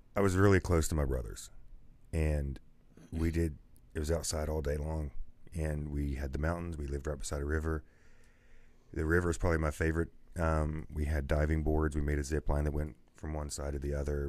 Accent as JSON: {"language": "English", "town": "Man", "region": "West Virginia", "country": "United States", "tie": "born or raised there", "moved": "yes", "said": "I was born in Man, West Virginia"}